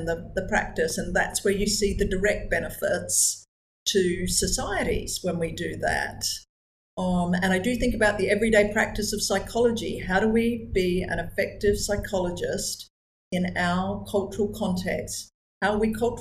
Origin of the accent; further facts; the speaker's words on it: New Zealand; also born or lived in Australia; now in Malaysia; I was born in New Zealand. I'm an Anglo-Australian New Zealander, would be how I would describe myself ethnically.